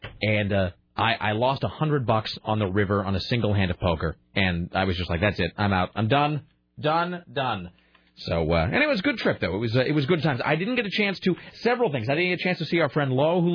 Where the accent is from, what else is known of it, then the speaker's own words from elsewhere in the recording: Portland, Oregon, United States; In Portland, Oregon.